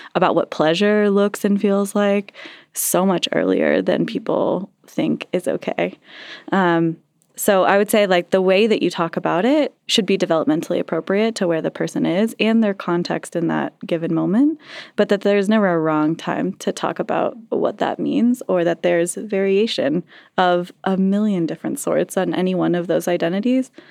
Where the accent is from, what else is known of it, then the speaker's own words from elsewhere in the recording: Castle Rock, Colorado, United States; also born or lived in Sedalia, Colorado / Larkspur, Colorado; I grew up in Casa Rock and Sedalia and Larkspur.